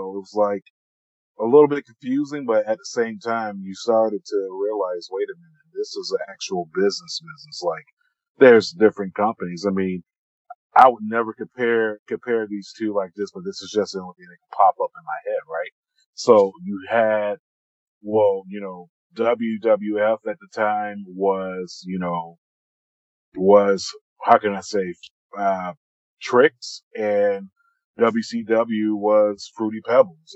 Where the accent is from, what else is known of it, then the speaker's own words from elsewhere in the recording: Florida, United States; growing up in the South, down in Florida